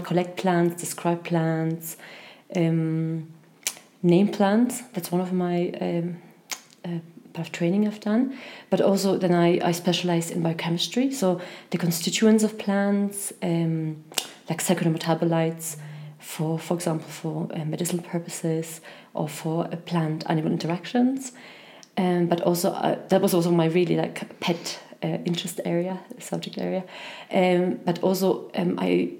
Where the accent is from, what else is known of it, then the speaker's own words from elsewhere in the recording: Germany; moved away as an adult; also born or lived in Poland / Ireland / Scotland; I was born in Poland, and as a child I moved to Germany for almost 10 years. I went to secondary school there